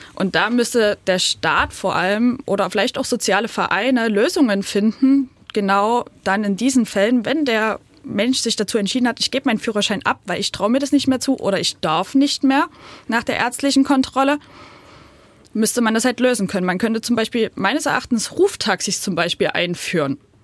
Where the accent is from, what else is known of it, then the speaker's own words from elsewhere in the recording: near Pirna, Saxony, Germany; now in Pirna, Germany; ich bin auch auf ein bisschen entfernter als Pirna groß geworden